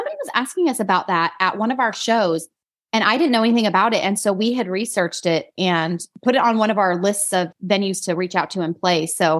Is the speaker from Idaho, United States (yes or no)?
yes; Idaho, United States; accent: country twang; now in North Carolina, United States; I still have this country twang, which is really weird because I grew up in Idaho, but living in North Carolina. Apparently I've adopted this accent and my family reminds me of it all the time.